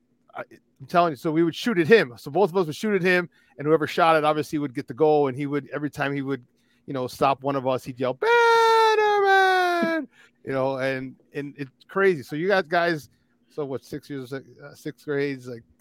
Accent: Chicago, Illinois, United States; once we moved from Pilsen, I'm in like, you know, sixth grade, seventh grade.

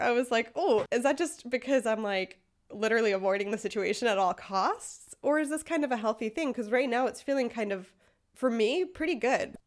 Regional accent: United States; now in Freiburg, Germany; I am an American living in Freiburg, Germany

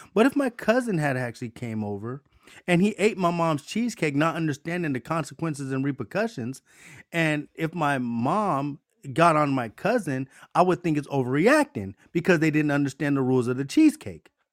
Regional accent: United States; us as American people

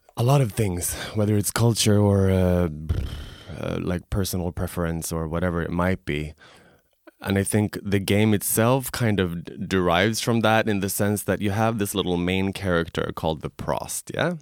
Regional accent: Stockholm, Stockholm County, Sweden; moved away; also born or lived in Tokyo; I'm originally from Stockholm, Sweden.

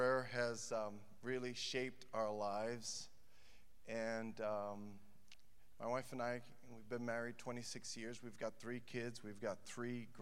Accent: New York City, New York, United States; moved away as an adult; now in Chicago, United States; I grew up in Brooklyn, New York.

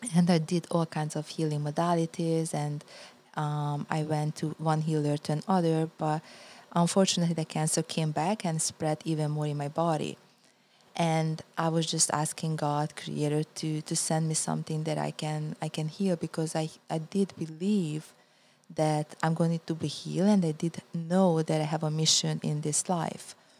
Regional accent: Budapest, Hungary; moved away as an adult; also born or lived in California, United States; now in United States; I was born in Hungary, Budapest, and I was a professional athlete, uh, and then I came to the U S

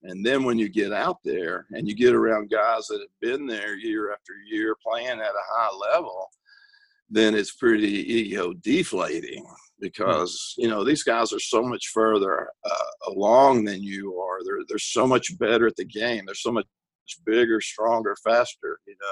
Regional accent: East Texas, United States; moved away as an adult; I was a kid from East Texas

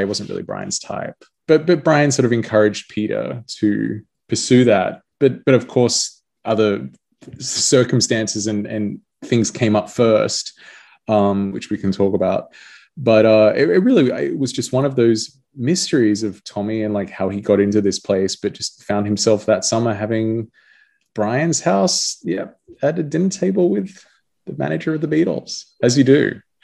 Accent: Australia; being Australian

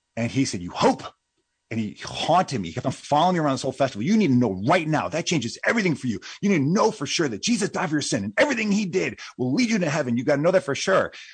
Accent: United States; as a Westerner, at least as an American

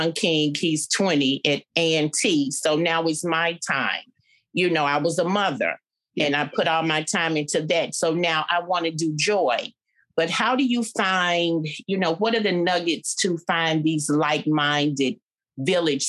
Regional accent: Birmingham, Alabama, United States; moved away as an adult; also born or lived in London / Atlanta; I'm from Birmingham, born and bred out of Birmingham

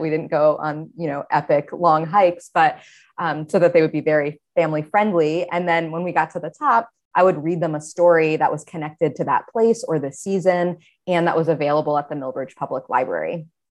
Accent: Maine, United States; I grew up in Maine and spent a lot of time outdoors as a kid

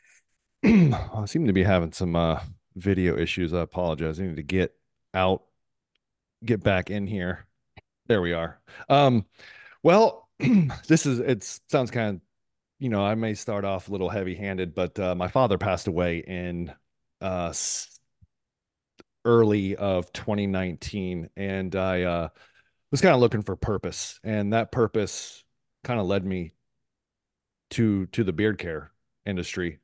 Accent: Columbus, Ohio, United States; also born or lived in San Diego, California; now in Tampa, United States; born in San Diego, uh, raised in Columbus, Ohio for, um, good portion of my life

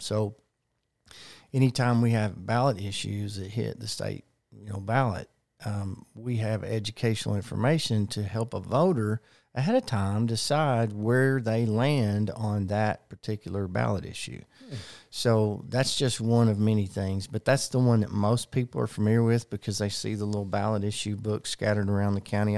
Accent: Conway, Arkansas, United States; I was born and raised in Conway

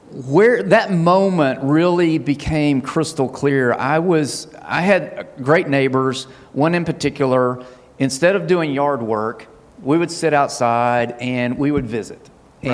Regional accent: Huntsville, Alabama, United States; also born or lived in Hazel Green; we were raised here in Huntsville

